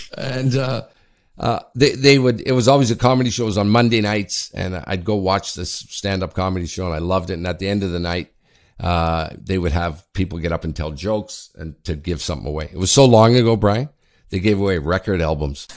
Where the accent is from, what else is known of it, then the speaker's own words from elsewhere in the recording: Ottawa, Ontario, Canada; also born or lived in Sudbury, Ontario; I'm from Ottawa. I went to high school in the University in Ottawa. I'm originally from Sudbury, and I went back to Ottawa